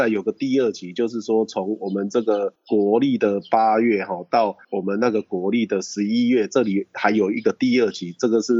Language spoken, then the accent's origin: Chinese; Taiwan; 我们台湾人把这月光米进来，再把它改良，改良到我们的米送去日本比赛，日本人吃到我们台湾的米都吓到